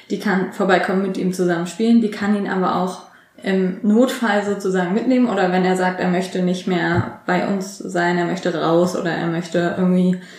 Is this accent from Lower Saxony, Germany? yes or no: yes; Lower Saxony, Germany; ich komme aus der Nähe zwischen Bremen und Hannover